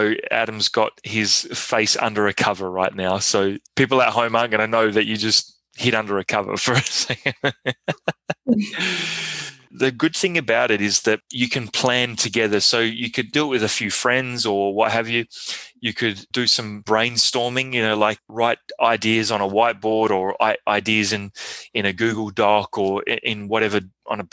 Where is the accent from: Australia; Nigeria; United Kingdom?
Australia; now in Montreal, Canada; I'm Aussie